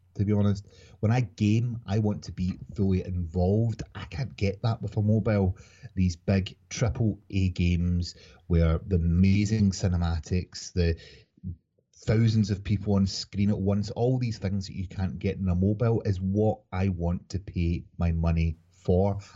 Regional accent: Scotland, United Kingdom; I'm a Scottish gamer from Scotland

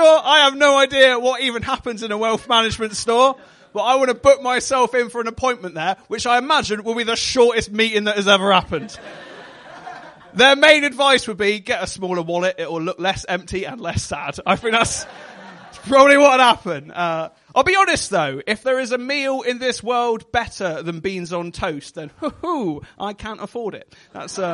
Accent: Devon, South West England, United Kingdom; accent: West Country; I am from Devon

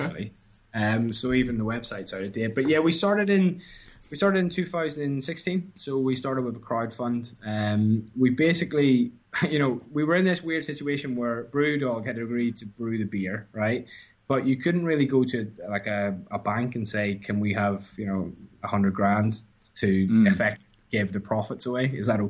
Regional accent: Ireland; moved away; And I moved from Ireland, where craft beer was like effectively, I guess, Guinness.

